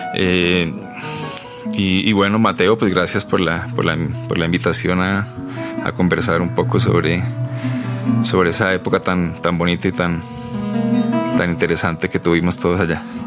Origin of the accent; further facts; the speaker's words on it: Pereira, Risaralda, Colombia; also born or lived in Havana; now in Bogotá, Colombia; yo soy de Pereira, primero me vine a Bogotá a estudiar música